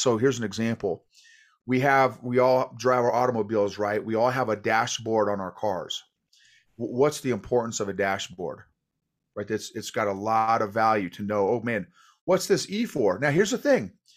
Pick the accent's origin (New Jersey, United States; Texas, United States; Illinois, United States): Illinois, United States; moved away as an adult; also born or lived in Oklahoma / New York / Fort Bragg; I was born in Oklahoma, grew up in Illinois